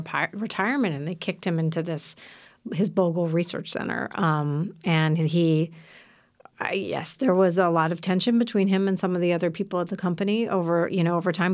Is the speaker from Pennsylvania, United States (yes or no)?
yes; Philadelphia, Pennsylvania, United States; I grew up in Philadelphia